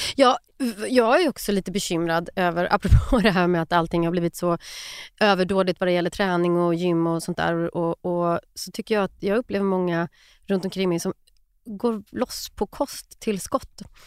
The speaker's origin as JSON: {"language": "Swedish", "town": "Skövde", "region": "Västra Götaland", "country": "Sweden", "tie": "born or raised there", "said": "i någon park i Skövde då, där jag växte upp"}